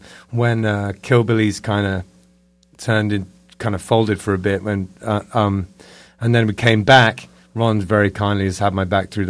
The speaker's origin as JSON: {"language": "English", "region": "London", "country": "United Kingdom", "tie": "born or raised there", "moved": "yes", "said": "I was born in London."}